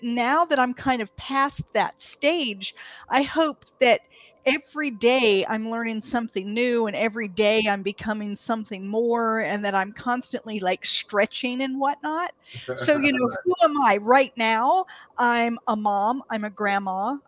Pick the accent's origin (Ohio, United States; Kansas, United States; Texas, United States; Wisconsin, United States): Ohio, United States; Canton; also born or lived in Athens, Greece; So I was born in Athens, Greece. My dad was in the Air Force, and there was a joint Air Force base there. And I don't remember it. We moved when I was 2. I was in Canton, Ohio.